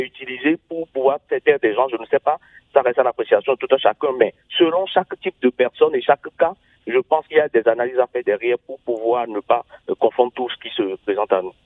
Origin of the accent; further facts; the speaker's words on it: Benin; je suis béninois